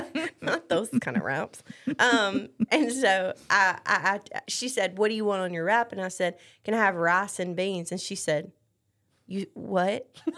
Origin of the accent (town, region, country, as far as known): the South, United States; accent: Southern; also born or lived in Tennessee